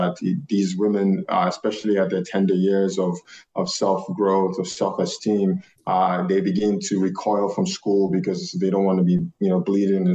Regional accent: Nigeria; moved away as an adult; now in United States; we're both Nigerian. So I came here at a young age of 18.

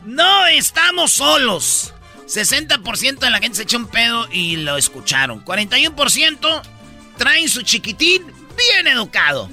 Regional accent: Tepatitlán, Jalisco, Mexico; yo soy de Tepatitlán.

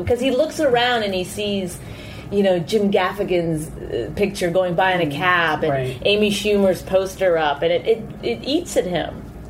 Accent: Canada; I'm Canadian.

